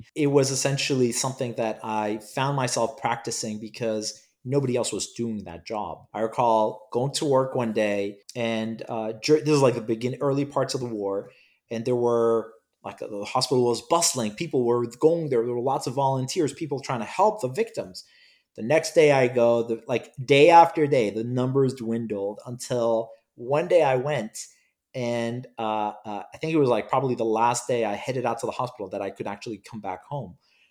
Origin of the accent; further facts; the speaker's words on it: Cyprus; English is a second language; also born or lived in Iraq / United Kingdom; I was born in Iraq and I left Iraq and traveled the world with my parents. Sadly, I don't remember many of the places I visited, but my parents claim that I've been around the world, so I have to believe them. I grew up, ultimately, I attended school in Cyprus and in the United Kingdom